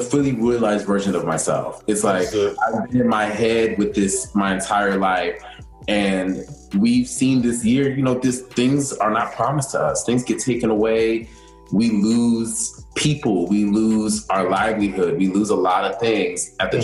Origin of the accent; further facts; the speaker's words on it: Maryland, United States; now in New York, United States; I'm originally from Maryland, like right outside of D.C. Maryland is home